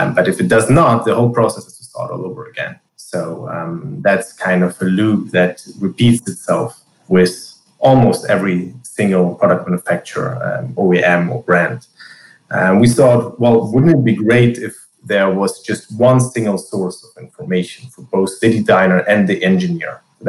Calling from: Tel Aviv, Tel Aviv District, Israel; I'm calling in from Tel Aviv, Israel

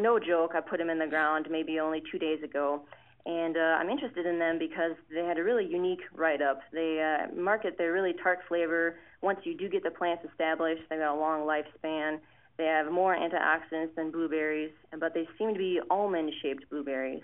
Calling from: Marysville, Ohio, United States; I'm calling you from Marysville, Ohio

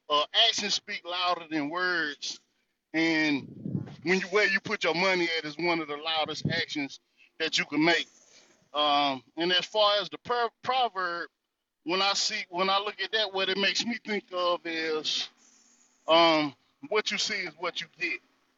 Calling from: North Carolina, United States; I'm coming from the North Carolina territory

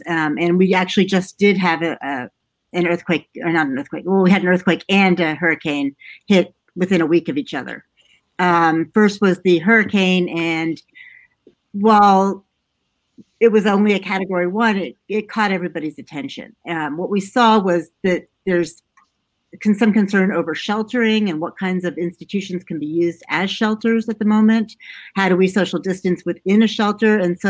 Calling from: Chapel Hill, North Carolina, United States; I am calling from just outside of Chapel Hill, North Carolina. I'm in the Research Triangle.

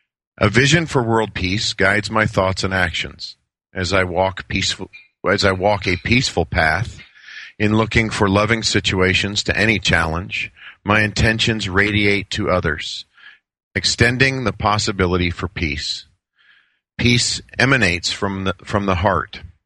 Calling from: Phoenix, Arizona, United States; Phoenix, Arizona.

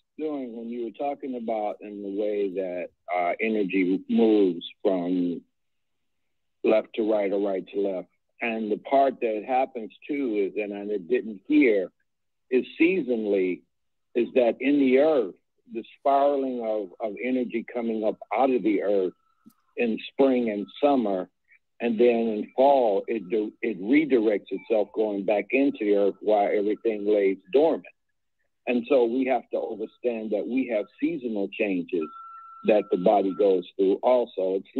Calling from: Eatonton, Georgia, United States; This is … in the Stolen Lion of the Muscogee Creek in Eatonton, Georgia.

